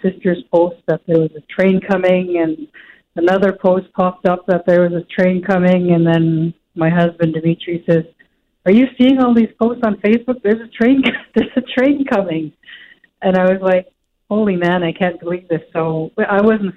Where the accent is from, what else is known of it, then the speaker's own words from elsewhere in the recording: Churchill, Manitoba, Canada; growing up in Churchill, you hear those yard engines